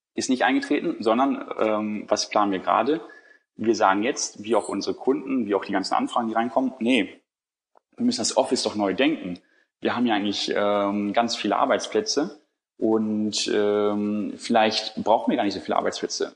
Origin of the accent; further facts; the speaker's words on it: Bielefeld, North Rhine-Westphalia, Germany; now in Hamburg, Germany; ich bin in Bielefeld aufgewachsen